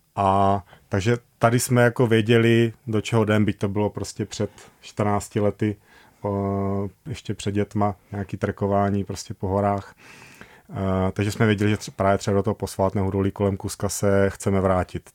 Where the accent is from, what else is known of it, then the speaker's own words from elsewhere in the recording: Brno, South Moravian Region, Czechia; also born or lived in Prague; my pocházíme z Brna, my jsme vyrostli v Brně